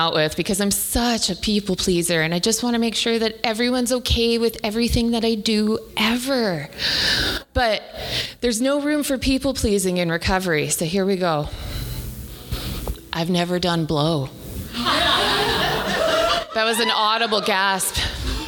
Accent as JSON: {"language": "English", "region": "the Prairies", "country": "Canada", "tie": "born or raised there", "said": "I'm Irish, and I grew up in the prairies"}